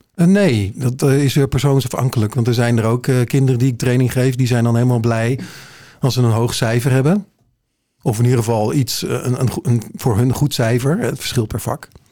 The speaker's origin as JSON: {"language": "Dutch", "town": "Heerhugowaard", "region": "North Holland", "country": "Netherlands", "tie": "born or raised there", "lives_now": "Alkmaar, Netherlands", "said": "Ik ben eh, geboren en getogen in Hirugewaard"}